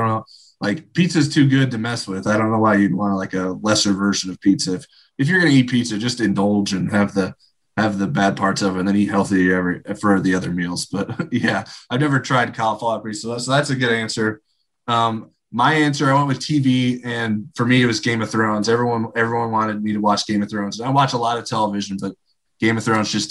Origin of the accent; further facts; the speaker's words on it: Indiana, United States; also born or lived in Michigan; I was born in Michigan and I lived there through kindergarten, but we moved to Indiana when I was to start first grade